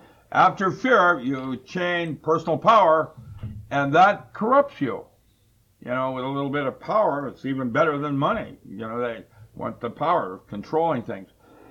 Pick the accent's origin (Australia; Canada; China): China; That's when I grew up in China.